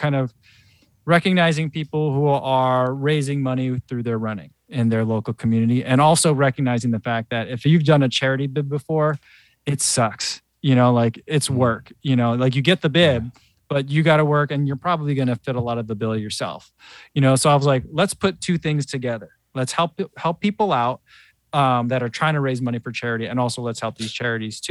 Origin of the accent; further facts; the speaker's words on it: New Jersey, United States; moved away as an adult; now in Chicago, United States; I grew up in New Jersey, but you know, I've lived in Chicago a long time now